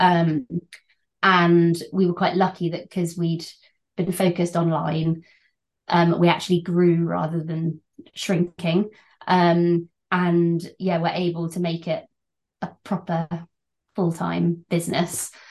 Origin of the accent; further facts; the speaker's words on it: Birmingham, West Midlands, United Kingdom; moved away as an adult; also born or lived in China; now in Oxford, United Kingdom; I grew up in Birmingham, but uh, I've spent a lot of time living overseas and then settled yeah, in Oxford